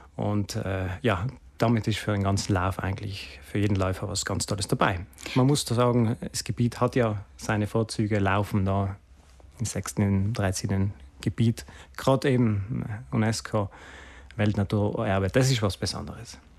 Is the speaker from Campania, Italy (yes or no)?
no; Sexten, Trentino-Alto Adige, Italy; ist meine Heimatgemeinde